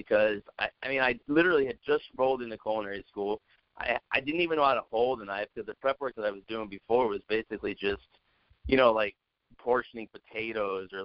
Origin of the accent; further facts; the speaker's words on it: Santa Clarita, California, United States; now in Denver, United States; I grew up in Santa Clarita, Valencia area. I went to Valencia High School out there